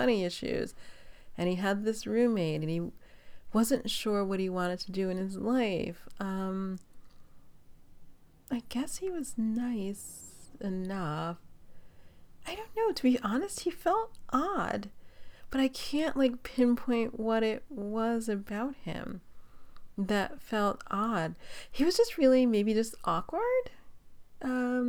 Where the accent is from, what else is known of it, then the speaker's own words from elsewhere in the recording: New York City, New York, United States; now in Los Angeles, United States; I'm from New York City.